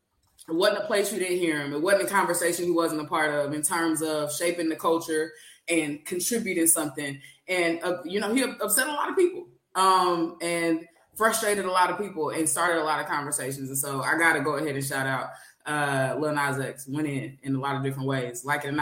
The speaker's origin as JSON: {"language": "English", "town": "Kansas City", "region": "Missouri", "country": "United States", "said": "I'm from Kansas City, Missouri specifically."}